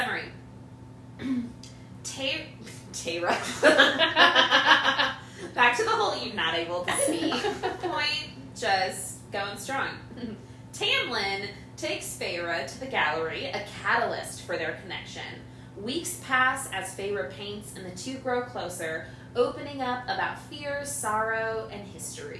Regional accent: California, United States; I'm from California

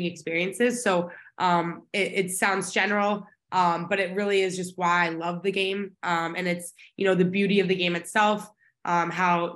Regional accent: Dallas, Texas, United States; now in Boston, United States; Originally from Dallas, Texas, born and raised my whole life.

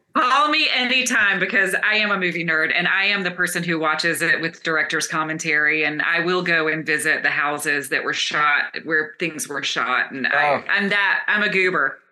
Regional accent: Concord, North Carolina, United States; Charlotte Motor Speedway is actually in Concord, my hometown

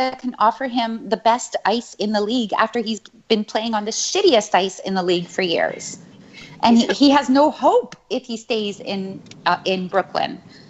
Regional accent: Chile; moved away; Even if I am from Chile.

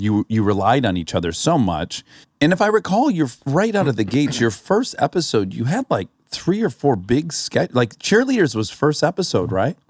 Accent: Michigan, United States; I grew up in Michigan

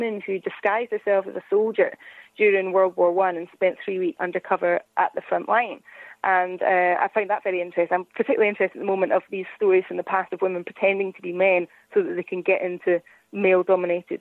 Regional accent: Scotland, United Kingdom; as a Scottish person

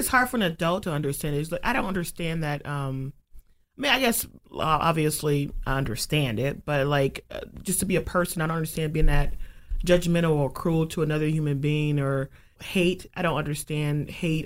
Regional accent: Cleveland, Ohio, United States; moved away; my hometown is Cleveland

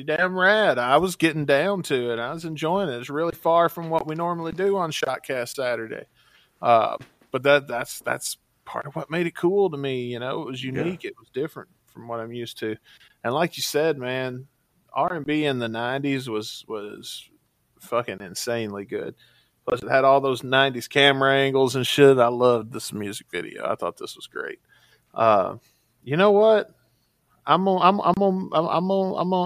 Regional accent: Mississippi, United States; growing up in Mississippi

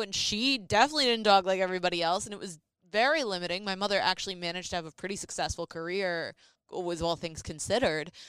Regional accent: New York City, New York, United States; accent: Brooklyn; moved away; also born or lived in New Jersey; my Brooklyn accent

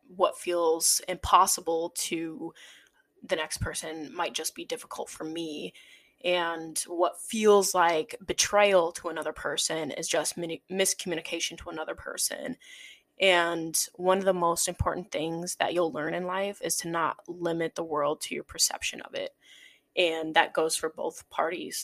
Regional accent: South Dakota, United States; moved away as an adult; now in Chicago, United States; the way I grew up in South Dakota

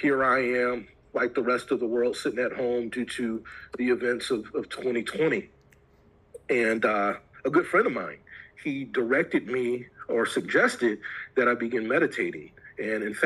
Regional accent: Detroit, Michigan, United States; I grew up in the Metro Detroit area

